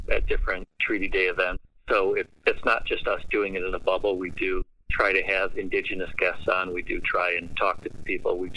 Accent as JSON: {"language": "English", "town": "Canandaigua", "region": "New York", "country": "United States", "said": "I mean, our, our personal connection is we're from we're from Canandaigua."}